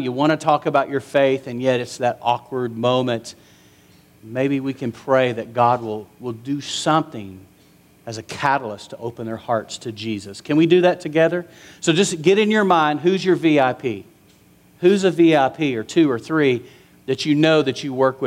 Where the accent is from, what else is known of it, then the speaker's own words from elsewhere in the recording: West Texas, United States; growing up in West Texas.